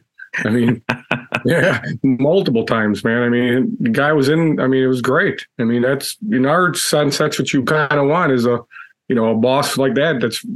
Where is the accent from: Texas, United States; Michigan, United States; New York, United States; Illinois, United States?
Illinois, United States; Chicago; Yeah, I think when we grew up in Chicago, so I kind of knew him from that, you know.